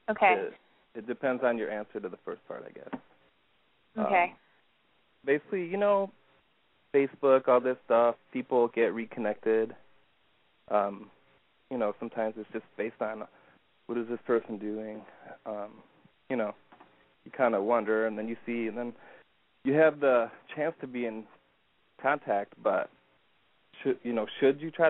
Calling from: Michigan, United States

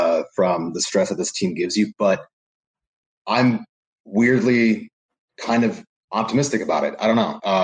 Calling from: New Jersey, United States; I'm coming in from Seton Hall University out of New Jersey.

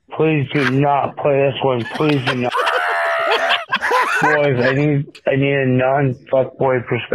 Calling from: California, United States; I'm calling from California.

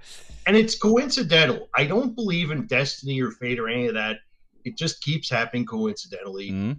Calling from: Dartmouth, Nova Scotia, Canada; Where I'm calling from is Dartmouth, Nova Scotia, Canada.

